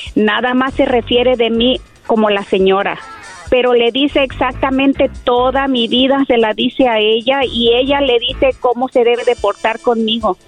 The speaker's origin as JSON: {"language": "Spanish", "country": "Mexico", "said": "soy mexicana"}